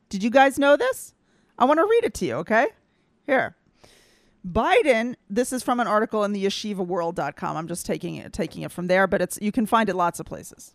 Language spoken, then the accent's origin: English; the Bible Belt, United States; moved away; I grew up in the Bible Belt and I faced a little bit of anti-Semitism